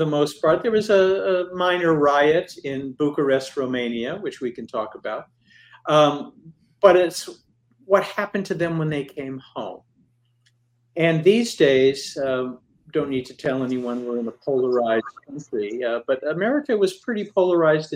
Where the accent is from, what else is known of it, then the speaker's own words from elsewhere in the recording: Midwest, United States; When I was growing up in the Midwest